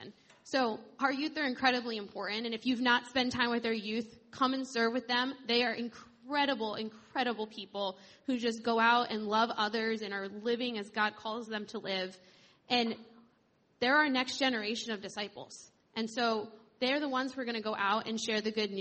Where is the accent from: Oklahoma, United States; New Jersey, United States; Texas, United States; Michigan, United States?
New Jersey, United States; moved away as an adult; now in Florida, United States; I am from New Jersey, and I moved to Florida just over a year ago